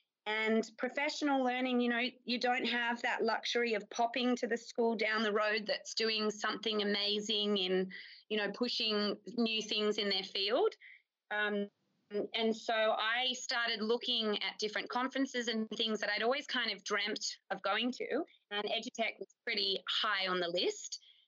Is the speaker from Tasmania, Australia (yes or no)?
no; Sydney, New South Wales, Australia; moved away as an adult; now in Wilcannia, Australia; so I'm currently acting deputy principal here at Wilcannia Central School. I am originally from Sydney. I grew up in Bronte, so I'm an ocean lover